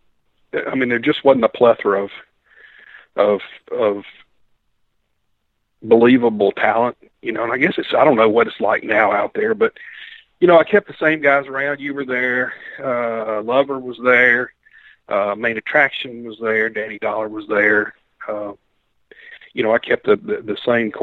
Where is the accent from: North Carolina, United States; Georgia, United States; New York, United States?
North Carolina, United States; Mount Airy; Grew up, born and raised in Mount Airy, North Carolina